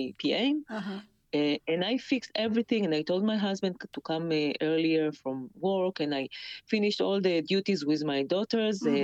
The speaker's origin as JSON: {"language": "English", "town": "Kfar Saba", "region": "Central District", "country": "Israel", "tie": "born or raised there", "said": "So in my hometown, Kfar Saba"}